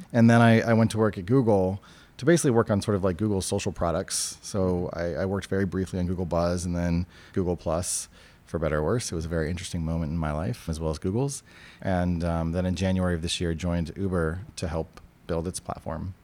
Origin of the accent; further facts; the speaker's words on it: New Hampshire, United States; now in California, United States; I came from and I grew up in New Hampshire, which is a very libertarian place